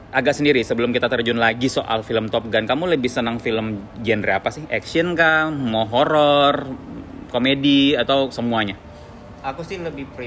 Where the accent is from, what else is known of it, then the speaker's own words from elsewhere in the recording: Palembang, South Sumatra, Indonesia; now in Balikpapan, Indonesia; aku dari Palembang ya.